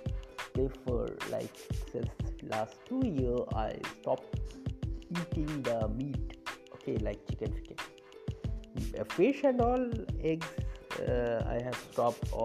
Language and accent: English; a place far from Kolkata, West Bengal, India; I'm belonging from the distant part of far away from Kolkata. So this place, my hometown, is basically famous for sweet curd